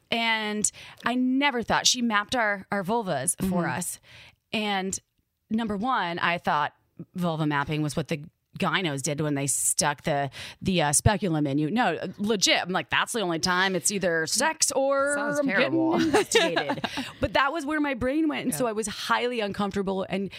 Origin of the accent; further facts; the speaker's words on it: Midwest, United States; accent: Midwest; in my brain, my Midwest accent came out